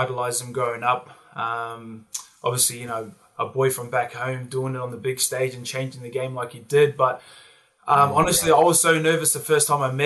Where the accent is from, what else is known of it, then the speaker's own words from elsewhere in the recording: Hamilton, Waikato, New Zealand; also born or lived in Penrith, Sydney, Australia; now in Sydney, Australia; I was born here, but then we moved back to New Zealand when I was 18 months. So I was brought up in my earlier years back home in NZ.